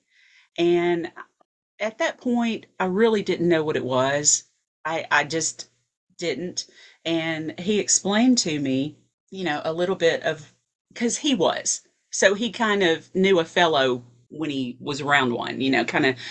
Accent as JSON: {"language": "English", "town": "Fayetteville", "region": "Tennessee", "country": "United States", "said": "I am from Fayetteville, Tennessee. It is a little town 30 miles north of Huntsville, Alabama. I only live 15 minutes from there now"}